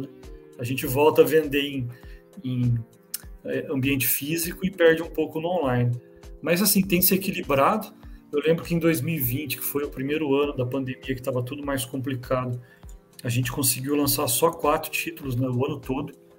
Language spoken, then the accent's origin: Portuguese; São José dos Campos, São Paulo, Brazil; Interior, a gente fica em São José dos Campos, é 80 quilômetros de São Paulo.